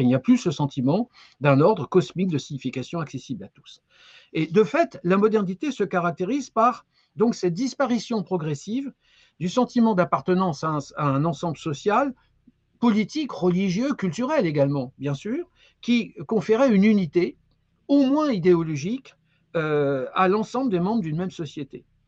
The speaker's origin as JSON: {"language": "French", "country": "France", "said": "chez nous en France"}